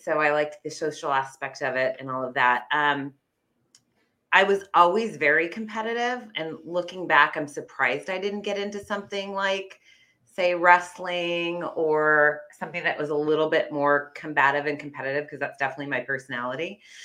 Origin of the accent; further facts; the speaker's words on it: Fremont, California, United States; I was born in the Bay Area. I actually born in Fremont